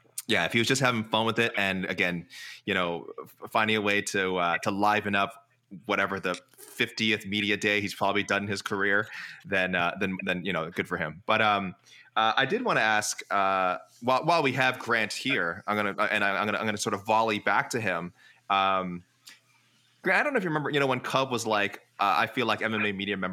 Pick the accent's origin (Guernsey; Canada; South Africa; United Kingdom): Canada; as a Canadian